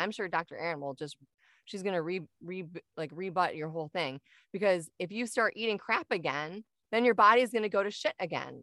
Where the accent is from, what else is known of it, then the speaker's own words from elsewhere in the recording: Michigan, United States; moved away as an adult; now in Arizona, United States; I'm originally from Michigan and moved down here a couple years ago